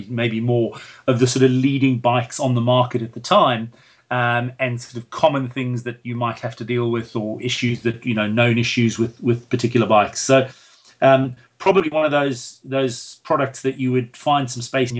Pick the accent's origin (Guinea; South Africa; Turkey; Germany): South Africa; moved away as an adult; now in United Kingdom; It's obviously my home country